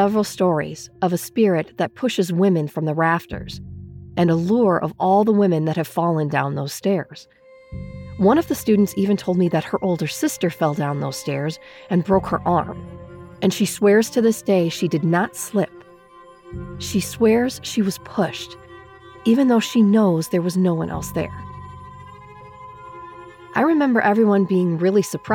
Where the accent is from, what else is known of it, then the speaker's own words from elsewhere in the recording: Dubuque, Iowa, United States; I was born and raised in Dubuque, Iowa